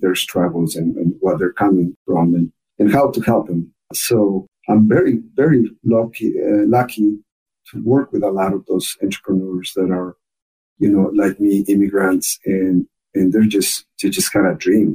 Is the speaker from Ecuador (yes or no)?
yes; Ecuador; accent: very thick accent; English is a second language; moved away as an adult; also born or lived in Michigan; now in United States; I was born and raised in Ecuador